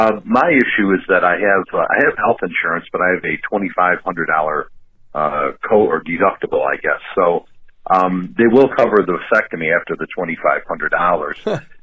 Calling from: Buffalo, New York, United States; I'm calling from Buffalo, New York.

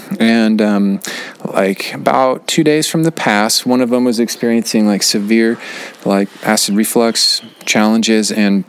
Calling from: Kathmandu, Bagmati, Nepal; This is …. I'm calling from Kathmandu.

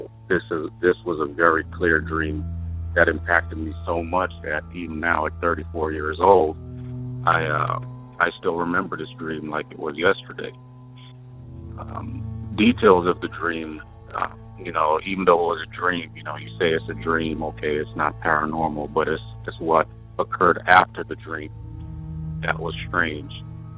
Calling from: Wyoming, United States; I'm calling from Wyoming.

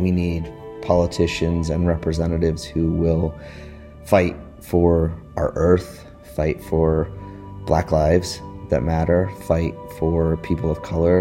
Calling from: Northampton, Massachusetts, United States; I'm calling in from Northampton, Massachusetts

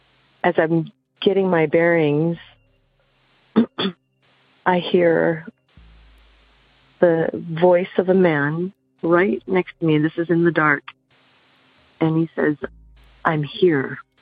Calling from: Santa Barbara, California, United States; I'm calling from Santa Barbara, California.

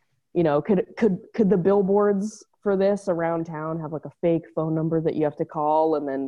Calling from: Los Angeles, California, United States; Echo Park, beautiful Echo Park, Los Angeles.

